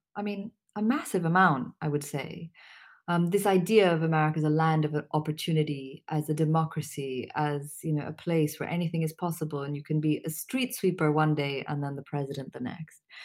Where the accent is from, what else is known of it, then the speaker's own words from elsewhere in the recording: Pakistan; also born or lived in Syria / New York; I'm Pakistani